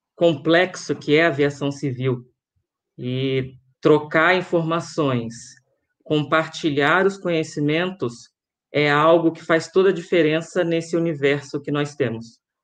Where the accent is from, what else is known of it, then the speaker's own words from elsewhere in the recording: Rio de Janeiro, Brazil; now in Guarulhos, Brazil; sou carioca, morei até 95 no Rio de Janeiro, e no ano de 96 vim para cá, para São Paulo.